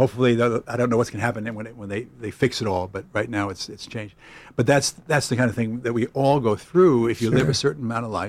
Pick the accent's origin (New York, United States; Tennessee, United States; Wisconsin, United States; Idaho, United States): New York, United States; New York City; we grew up in Brooklyn Heights.